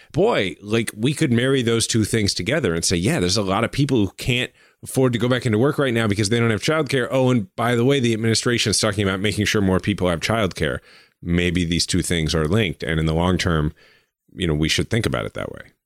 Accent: United States; I'm an American

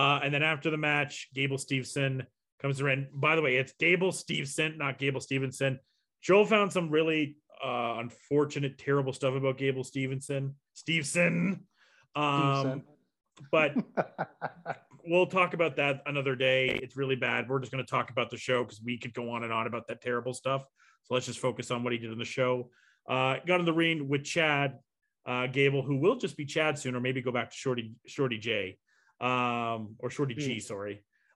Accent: Canada; here in Canada

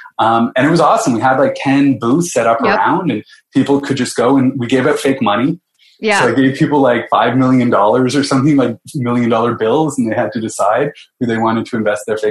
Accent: London, Ontario, Canada; moved away as an adult; also born or lived in Halifax / Sweden; I grew up in London, Ontario

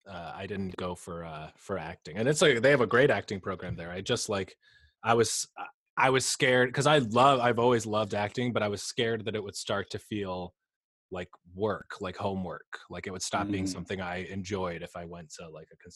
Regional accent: New York, United States; also born or lived in Boston; I was born in Boston, and then we moved down to New York when I was like 2. So technically I'm from Boston, but I don't really, I'm from here a lot more than I'm from Boston. I have like 0 memories of living there.

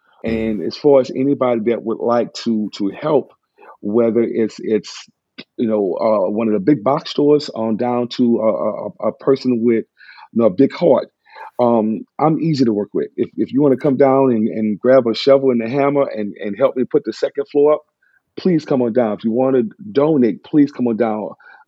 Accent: New Orleans, Louisiana, United States; born or raised there

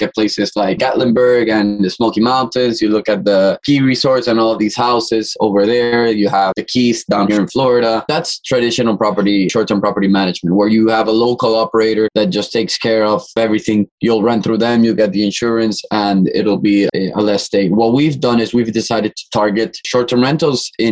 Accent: Ecuador; moved away as an adult; also born or lived in Boston, United States; now in Miami, United States; I'm originally from Ecuador. I've been in Miami for around 7 to 8 years now

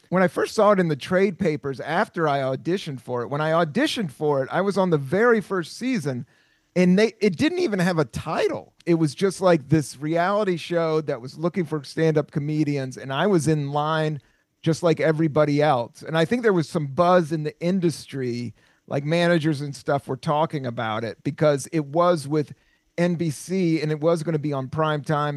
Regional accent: the South, United States; I grew up a lot in the South

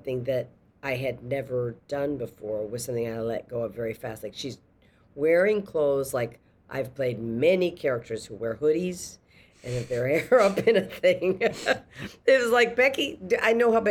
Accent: a small city in Massachusetts, United States; I'm from a small city in Massachusetts

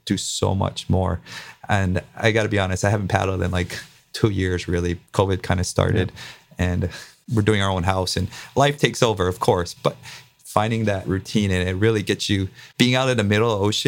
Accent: Big Island, Hawaii, United States; I grew up on the Big Island

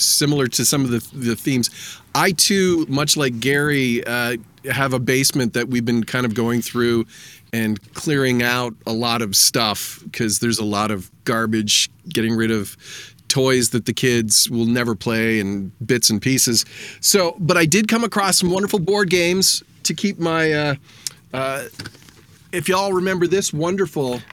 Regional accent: Stouffville, Ontario, Canada; the town I grew up in, Stouffville.

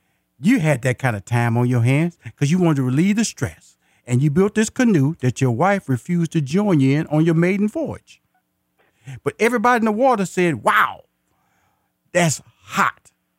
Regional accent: Houston, Texas, United States; I'm from Houston, Texas, so I got a fellow Houstonian on the phone.

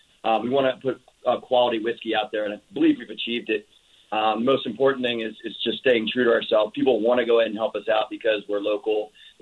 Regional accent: Baltimore, Maryland, United States; now in Hawaii, United States; I'm full on Howley. I'm from Baltimore, Maryland. that's why I live in Hawaii.

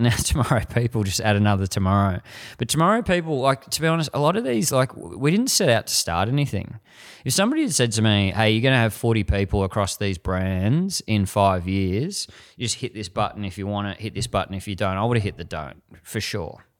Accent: Frankston, Victoria, Australia; I grew up in Frankston and that was the mold of a man

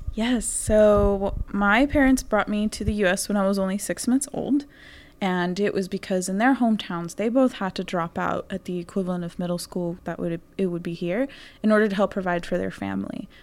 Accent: Houston, Texas, United States; I come from Houston, Texas

